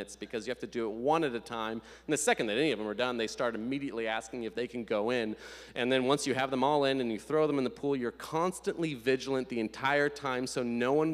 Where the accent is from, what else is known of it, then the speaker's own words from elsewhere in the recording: Nebraska, United States; moved away; I'm from Nebraska, and every summer I vacation for about 2 weeks in Lincoln, Nebraska